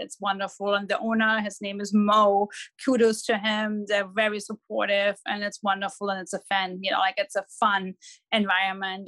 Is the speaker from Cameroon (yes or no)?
no; Dortmund, North Rhine-Westphalia, Germany; accent: German; English is a second language; moved away as an adult; now in Los Angeles, United States; I'm born and raised in Dortmund.